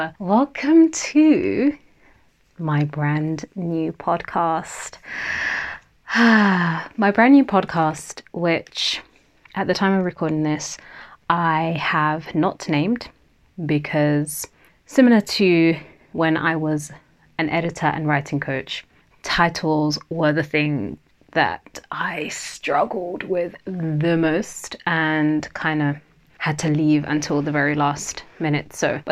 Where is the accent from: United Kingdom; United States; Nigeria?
Nigeria; first language Yoruba; English is a second language; And that means wealth surrounds me in my native language of Yoruba, which is one of the three main tribal languages in Nigeria, where my family and I originally hail from.